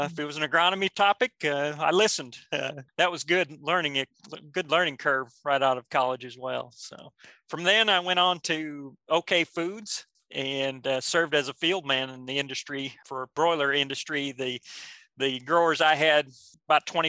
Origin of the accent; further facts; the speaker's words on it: Le Mars, Iowa, United States; moved away as an adult; also born or lived in South Dakota; now in Oklahoma, United States; I grew up in Lamar's, Iowa.